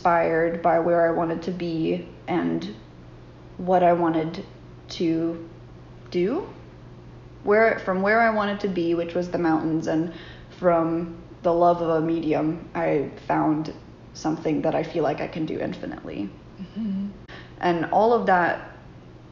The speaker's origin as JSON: {"language": "English", "town": "Burke's Garden", "region": "Virginia", "country": "United States", "tie": "born or raised there", "said": "I grew up in Berks Garden, Virginia, on a sheep farm"}